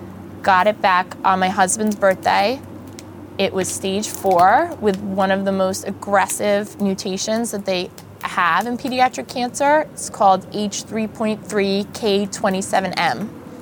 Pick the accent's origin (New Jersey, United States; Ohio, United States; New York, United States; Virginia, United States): New Jersey, United States; I grew up in North Jersey